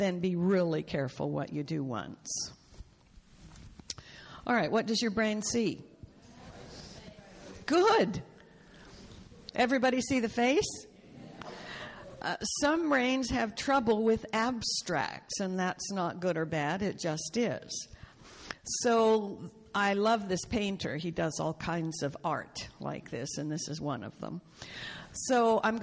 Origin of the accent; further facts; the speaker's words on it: Canada; I was born in Canada and it was part of the British Empire